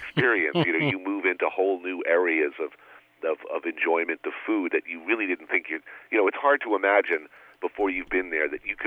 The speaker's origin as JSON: {"language": "English", "country": "United States", "said": "an American birthright"}